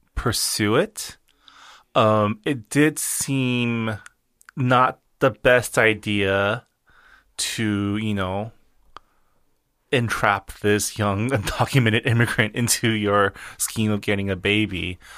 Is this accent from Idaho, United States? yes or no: no; California, United States; also born or lived in Washington, D.C.; I still feel, like, more Californian than East Coast